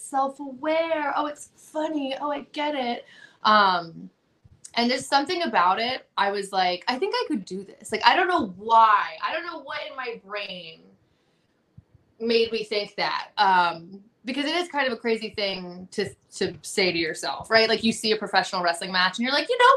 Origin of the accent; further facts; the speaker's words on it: New Jersey, United States; moved away as an adult; also born or lived in Virginia; I grew up in New Jersey, and then when I wanted to start wrestling, I was living in Virginia